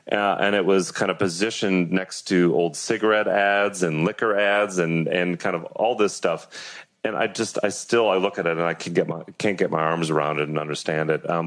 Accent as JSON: {"language": "English", "town": "Atlanta", "region": "Georgia", "country": "United States", "tie": "born or raised there", "said": "Is it because I grew up in Atlanta?"}